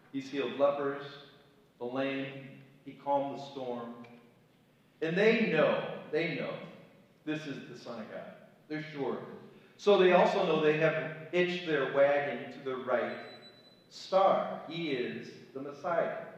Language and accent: English; Cleveland, Ohio, United States; moved away as an adult; also born or lived in Chicago, Illinois; now in Kent City, United States; I was raised in Cleveland, Ohio, kind of an upscale suburb